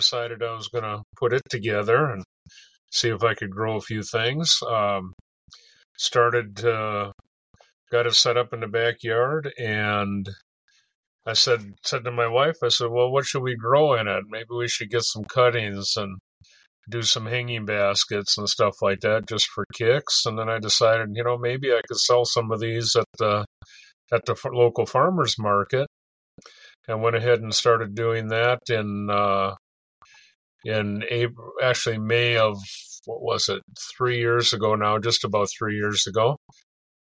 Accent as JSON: {"language": "English", "town": "Fargo", "region": "North Dakota", "country": "United States", "moved": "yes", "lives_now": "Fergus Falls, United States", "said": "I'm currently living in Fergus Falls. I'm originally from Fargo, North Dakota."}